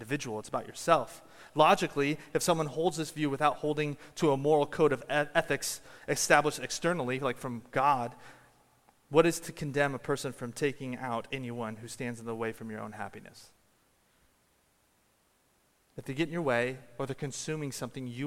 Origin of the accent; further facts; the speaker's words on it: Washington, United States; moved away; I come from Washington State